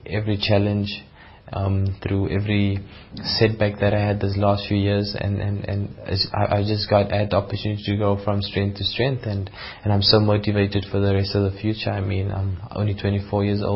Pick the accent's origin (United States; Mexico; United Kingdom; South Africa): South Africa; South African athletes